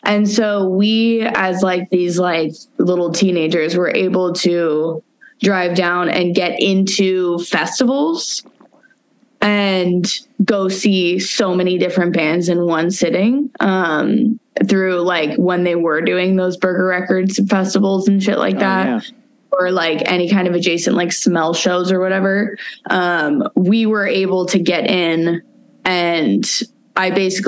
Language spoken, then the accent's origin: English; Santa Cruz, California, United States; moved away as an adult; now in Portland, United States; I'm originally from Santa Cruz. Oh. Yeah. So I grew up there and then came up here in 2015.